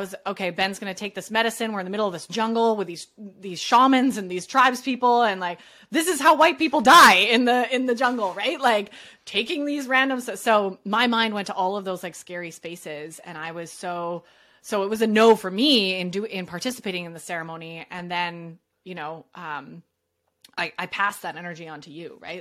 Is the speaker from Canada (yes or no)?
yes; Canada; I'm Canadian.